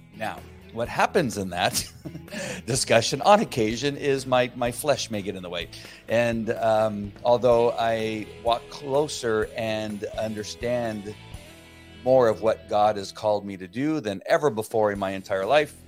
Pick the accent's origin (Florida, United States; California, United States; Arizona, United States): California, United States; La Mirada; I grew up in La Mirada, California. So I'm a native Californian